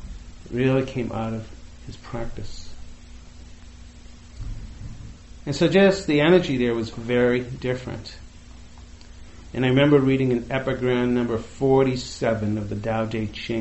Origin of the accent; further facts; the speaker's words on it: outside of Boston, Massachusetts, United States; I grew up right outside of Boston in the in the 60s and 70s